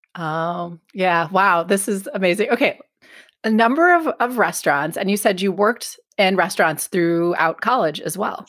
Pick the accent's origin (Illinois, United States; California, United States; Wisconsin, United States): Wisconsin, United States; northern suburbs of Milwaukee; moved away as an adult; I was raised in Wisconsin. I grew up in the northern suburbs of Milwaukee